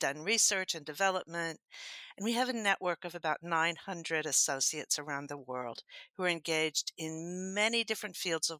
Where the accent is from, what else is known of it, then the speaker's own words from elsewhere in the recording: Happy, Texas, United States; I was born in Happy, Texas.